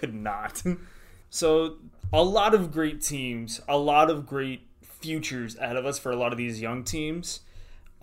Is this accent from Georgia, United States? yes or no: yes; Atlanta, Georgia, United States; I'm from Atlanta.